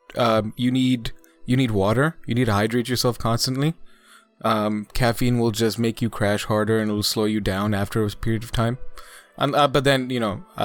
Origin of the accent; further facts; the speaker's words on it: India; now in Canada; As an Indian citizen